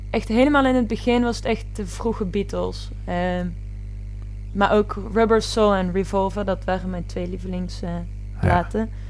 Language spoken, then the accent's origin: Dutch; Tilburg, North Brabant, Netherlands; now in Vessen, Netherlands; ik ben 23 jaar. Ik kom uit Tilburg en ben woonachtig in Vessen.